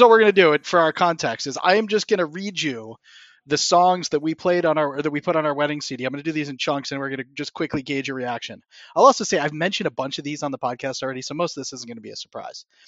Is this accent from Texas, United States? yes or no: no; Morgantown, West Virginia, United States; moved away; also born or lived in Ann Arbor, Michigan; in my hometown of Morgantown, West Virginia